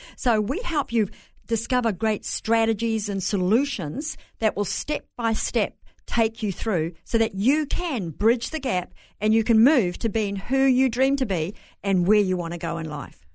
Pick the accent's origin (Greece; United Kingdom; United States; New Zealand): New Zealand; Bay of Plenty; accent: Kiwi; moved away; I'm from New Zealand, raised on a farm